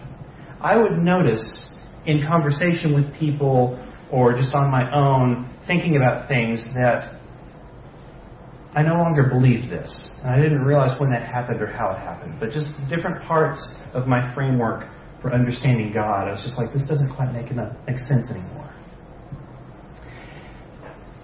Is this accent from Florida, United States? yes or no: no; Dallas, Texas, United States; I was born in Dallas